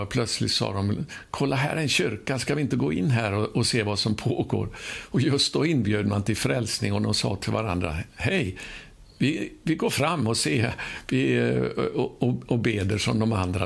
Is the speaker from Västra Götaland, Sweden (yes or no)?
yes; Ulricehamn, Västra Götaland, Sweden; min hemstad där jag då bodde, i Ulricehamn gick på gymnasiet där